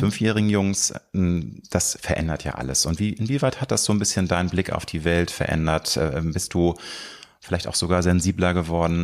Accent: Hamburg, Germany; Peripherie von Hamburg, meiner Heimatstadt

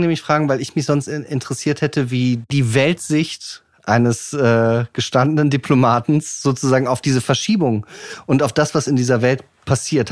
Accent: Germany; wir als äh, Deutsche, als Europäer

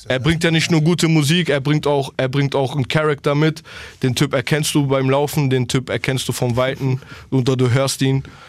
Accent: Berlin, Germany; moved away; bleibt es der Ort, wo ich herkomme

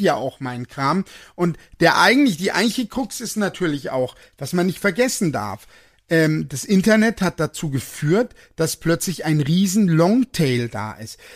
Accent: Germany; ich bin Deutscher

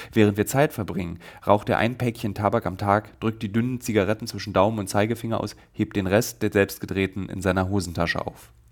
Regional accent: Berlin, Germany; beziehungsweise Sonnabend, wie ich sage, als Berliner.

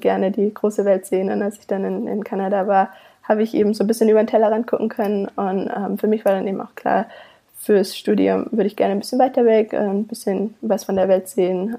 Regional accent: Königsfeld im Schwarzwald, Baden-Württemberg, Germany; moved away as an adult; also born or lived in Canada; now in Savannah, United States; Ich komme aus einem winzigen Kaff äh, im Schwarzwald

